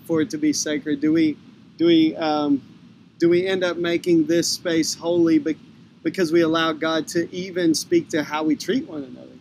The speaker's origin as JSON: {"language": "English", "region": "Texas", "country": "United States", "tie": "born or raised there", "said": "I grew up in Texas"}